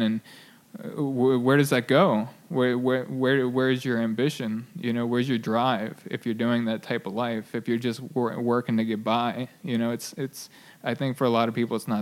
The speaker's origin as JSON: {"language": "English", "area": "near Baltimore, Harford County", "region": "Maryland", "country": "United States", "tie": "born or raised there", "said": "I grew up in near Baltimore, just north"}